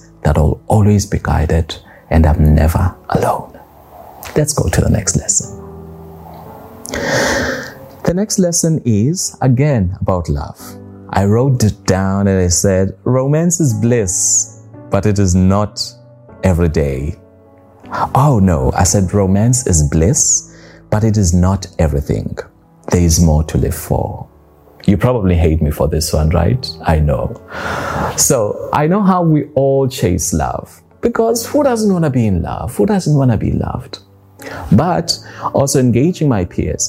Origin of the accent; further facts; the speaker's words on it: South Africa; moved away as an adult; now in Dubai, United Arab Emirates; I just left my home country, South Africa, and moved to Dubai.